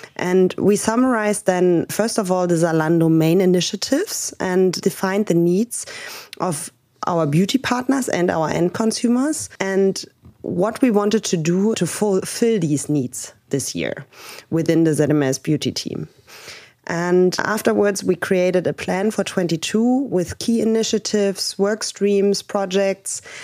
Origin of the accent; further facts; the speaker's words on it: Berlin, Germany; I'm originally from Berlin. I live here with my husband and my dog in Prenzlauberg.